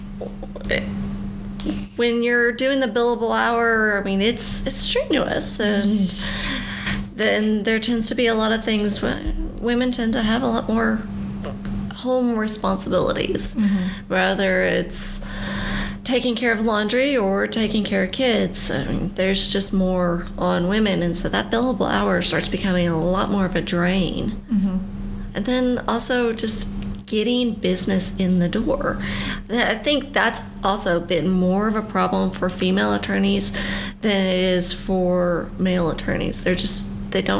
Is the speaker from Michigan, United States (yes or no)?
no; Fayetteville, Arkansas, United States; I am from Fayetteville, Arkansas, born and raised, and not really ever leaving.